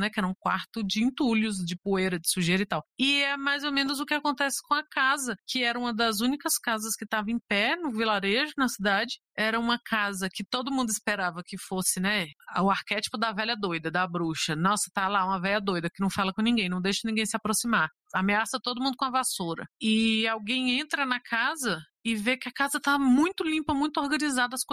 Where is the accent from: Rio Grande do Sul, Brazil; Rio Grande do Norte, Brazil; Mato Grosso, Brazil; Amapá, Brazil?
Amapá, Brazil; Macapá; Sou de Macapá, Amapá, e sou ouvinte do Suposta Leitura desde 2018.